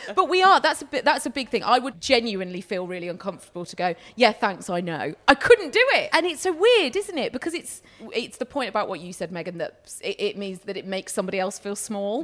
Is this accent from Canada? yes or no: no; United Kingdom